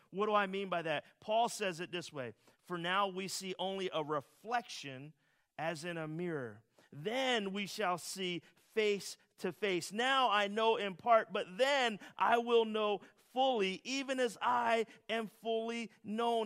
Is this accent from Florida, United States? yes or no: no; Philadelphia, Pennsylvania, United States; As a Philadelphian